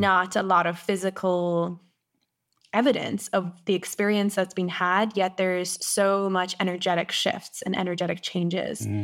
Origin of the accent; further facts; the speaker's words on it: Ireland; moved away as an adult; also born or lived in South Africa / Costa Rica; I went back to Ireland